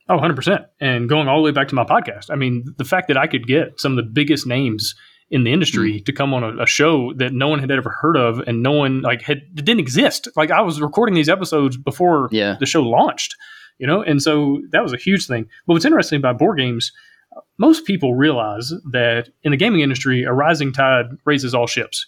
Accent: Alabama, United States; also born or lived in Kentucky; growing up in Alabama

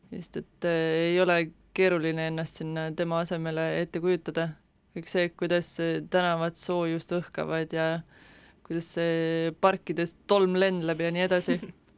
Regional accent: Estonia; ma olen siia sündinud

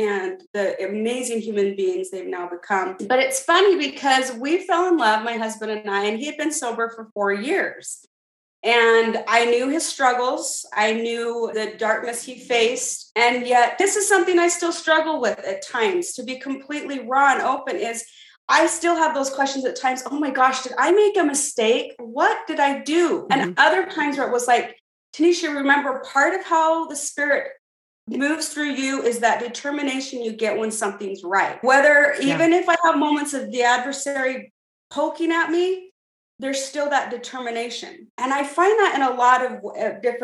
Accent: Santa Clara, Utah, United States; I grew up here in Santa Clara, Utah, down here in St. George by the Red Rocks

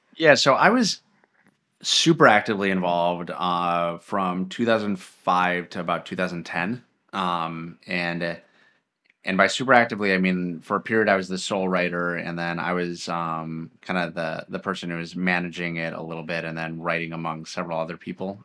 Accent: Medina, Minnesota, United States; also born or lived in Edina, Minnesota / Bloomington, Minnesota / East Coast; moved out to Medina, Minnesota, um, kind of right on the edge of Plymouth, and that is where I grew up, um, all through elementary school, middle school

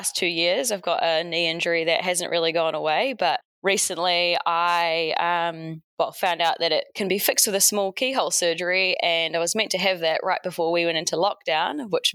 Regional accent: Hawke's Bay, New Zealand; moved away as an adult; also born or lived in United States; now in Auckland, New Zealand; I moved back home to my hometown in Hawke's Bay.

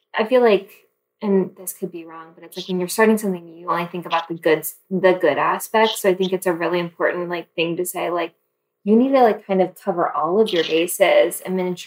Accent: the South, United States; growing up in the South

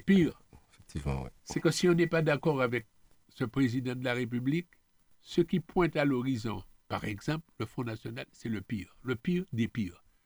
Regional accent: Martinique; On est Martiniquais

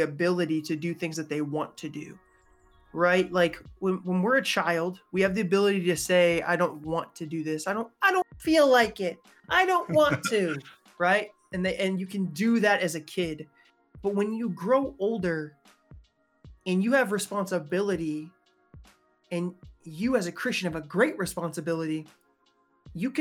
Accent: Massachusetts, New York, Northeast, United States; I'm a Northeastern, right? A New Englander. I was raised in Massachusetts, New York.

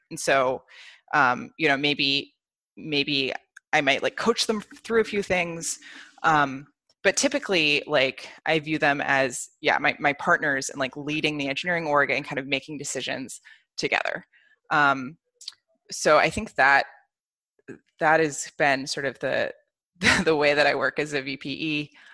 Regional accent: United States; moved away as an adult; also born or lived in Bay Area; now in Berlin, Germany; I'm American, um, and I actually only just moved to Berlin last year

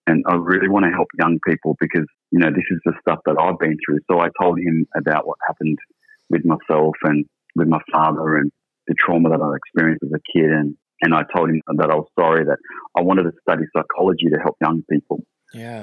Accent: Sydney, New South Wales, Australia; I grew up in Sydney and uh, initially lived in a place called King's Cross

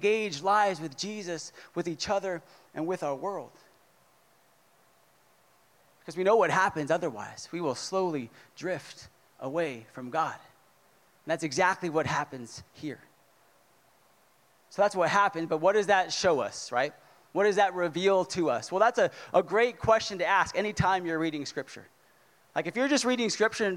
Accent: California, United States; moved away; I'm from California

